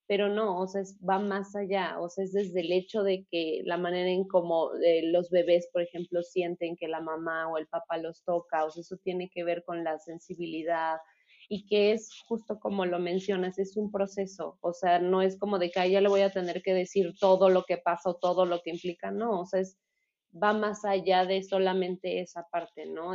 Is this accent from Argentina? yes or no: no; Mexico; aquí en nuestro país